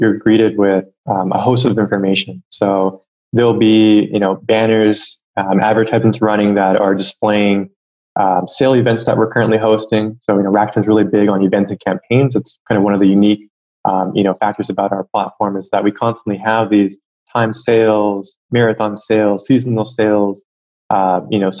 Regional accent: United States; I'm American

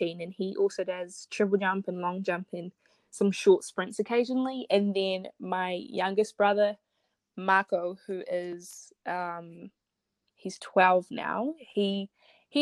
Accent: New Zealand; also born or lived in Zimbabwe / Opunake, New Zealand; I'm originally from Zimbabwe. I was born there. And then when I was 4 years old, I moved to New Zealand

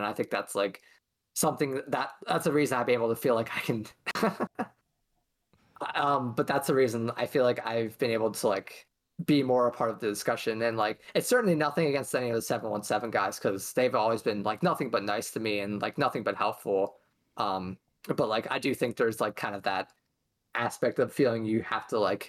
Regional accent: West York, Pennsylvania, United States; I'm from West York High School, which is about an hour down from Lancaster.

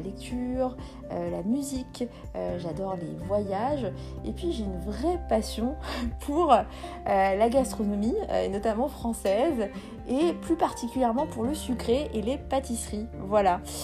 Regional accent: Béjaïa Province, Algeria; je suis née en Algérie. Euh, donc je suis kabyle berbère. Je, je viens de la euh, wilaya de Béjaïa

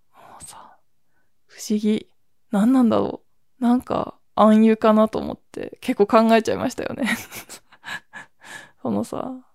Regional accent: a headwater town in the north of Japan, northern Japan, Japan; now in Tokyo, Japan; 私、水源の町の出身なんですよね

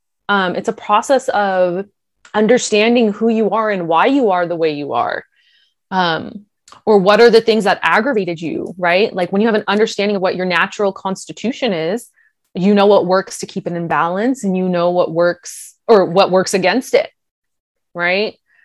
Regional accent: India; People, being Indian, people are always like, what? You don't like spicy food? Why? You're Indian.

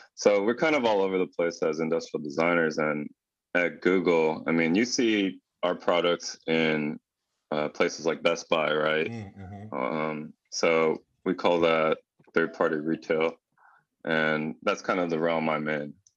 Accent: Los Angeles, California, United States; moved away as an adult; now in San Francisco Bay Area, United States; I'm from SoCal, uh, LA.

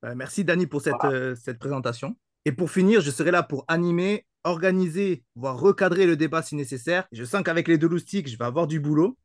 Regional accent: Toulouse region, Occitania, France; je suis issu de la région toulousaine

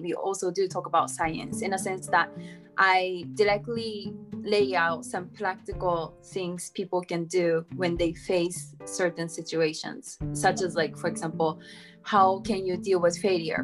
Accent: Japan; also born or lived in United States; I'm from Japan

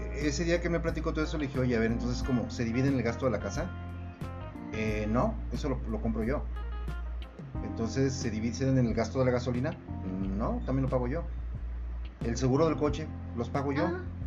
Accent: Mexico

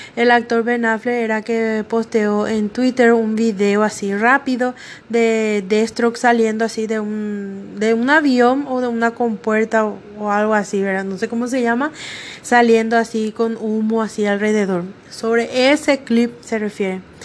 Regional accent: Paraguay; en mi país, Paraguay

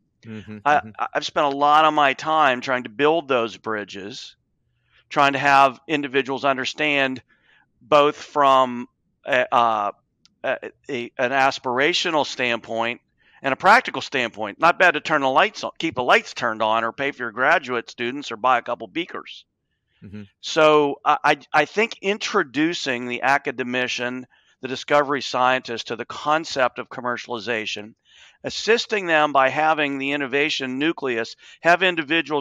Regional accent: Appalachia, United States; I grew up in Appalachia. I watched the steel industry and pottery industry disintegrate

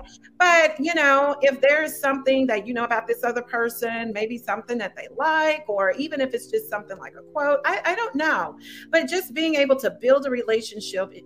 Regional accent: United States; I just speak from as an American

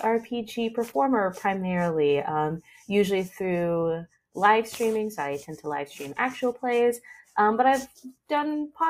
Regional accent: United States; being a 90s, early 2000s kid in the West, growing up in America

